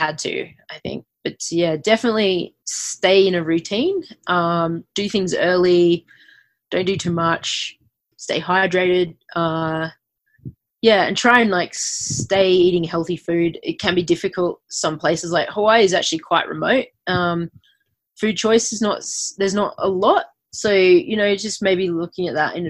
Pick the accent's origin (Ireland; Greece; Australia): Australia; Adelaide, South Australia; moved away as an adult; also born or lived in Queensland, Australia; growing up in Australia